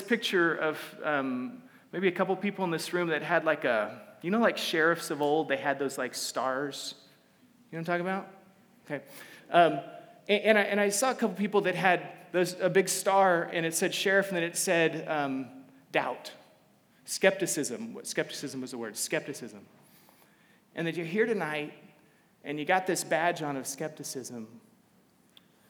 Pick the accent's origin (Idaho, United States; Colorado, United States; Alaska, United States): Alaska, United States; moved away as an adult; also born or lived in Central Texas / Waco, Texas; I grew up in Alaska. I'm not Alaskan, but I grew up in Alaska